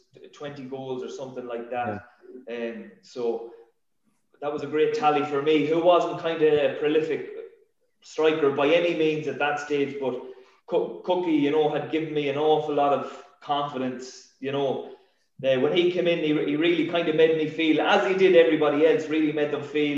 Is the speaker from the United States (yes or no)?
no; Sligo, Connacht, Ireland; my best year in football was that year winning a league title with my hometown club.